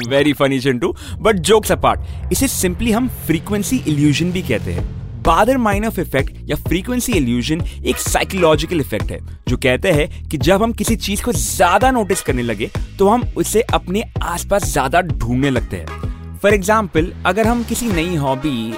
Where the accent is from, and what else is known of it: India